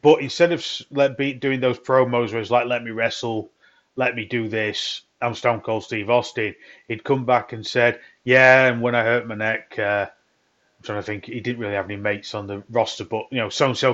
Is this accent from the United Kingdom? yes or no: yes; Midlands, England, United Kingdom; now in north of England; I live in the north. I'm kind of Midlands from born